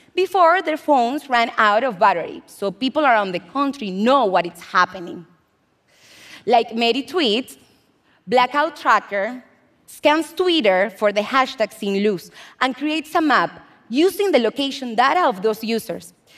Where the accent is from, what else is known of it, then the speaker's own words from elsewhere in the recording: Venezuela; moved away as an adult; now in United States; I'm an immigrant from Venezuela, and I've lived in the US for six years